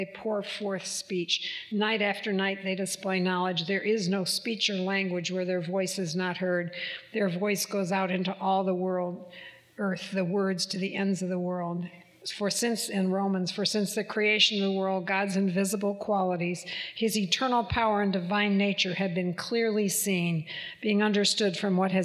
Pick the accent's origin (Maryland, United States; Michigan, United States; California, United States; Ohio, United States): Michigan, United States; moved away as an adult; when I was 7, we moved to Michigan. So in Michigan, we were Southerners, and we stayed there till I was 22. So I spent 15 years in Michigan at all of my schooling.